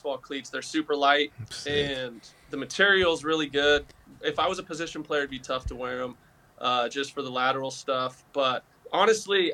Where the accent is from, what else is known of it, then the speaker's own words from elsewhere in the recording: Southern California, United States; I grew up skateboarding. I grew up in SoCal